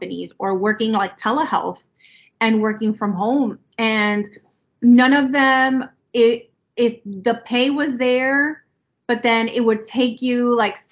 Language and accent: English; Miami, Florida, United States; my mom is Colombian, my dad is Cuban, and I was born and raised here in Miami